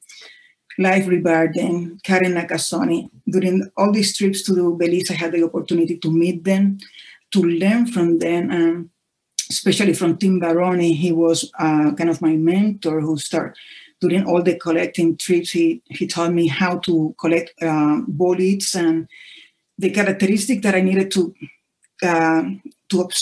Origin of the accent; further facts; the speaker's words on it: Puerto Rico; I'm from Puerto Rico